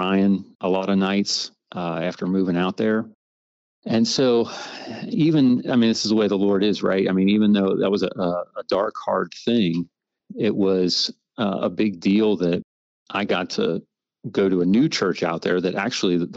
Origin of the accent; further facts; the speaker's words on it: Cincinnati, Ohio, United States; moved away as an adult; now in North Carolina, United States; I was born in Cincinnati, Ohio, and grew up there through most of my life up until my late 20s